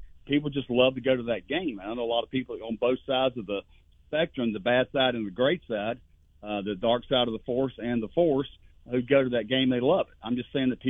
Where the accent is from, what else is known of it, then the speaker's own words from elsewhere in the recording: Fernandina Beach, Florida, United States; The people from my hometown in Fernandina Beach